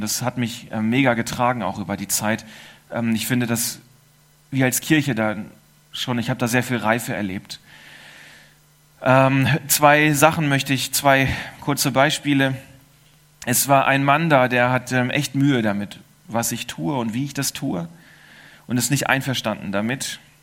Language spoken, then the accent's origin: German; Germany; now in Switzerland; Ich bin Deutscher